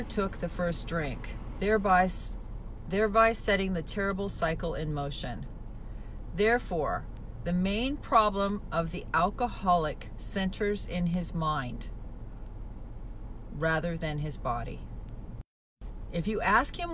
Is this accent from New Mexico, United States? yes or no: no; Spokane, Washington, United States; now in Palm Springs, United States; back home, I'm from Spokane, Washington